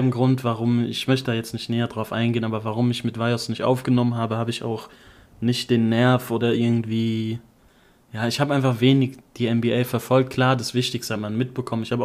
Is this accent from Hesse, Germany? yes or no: yes; Offenbach am Main, Hesse, Germany; bei uns in Offenbach